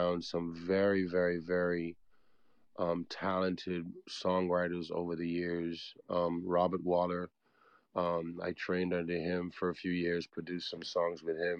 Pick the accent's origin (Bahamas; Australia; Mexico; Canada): Bahamas; I have some pretty good memories growing up in the Bahamas